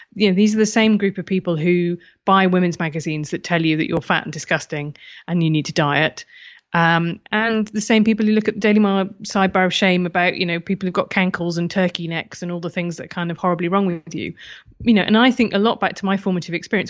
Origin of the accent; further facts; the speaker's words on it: United Kingdom; being British